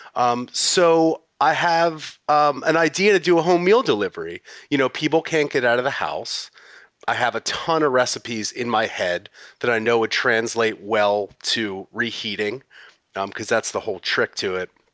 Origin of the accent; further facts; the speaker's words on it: West Chester, Pennsylvania, United States; moved away as an adult; also born or lived in San Francisco, California; I'm originally from Westchester, Pennsylvania